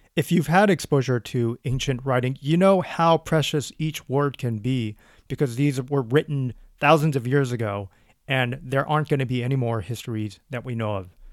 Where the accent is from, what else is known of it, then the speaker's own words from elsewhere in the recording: United States; I grew up in the States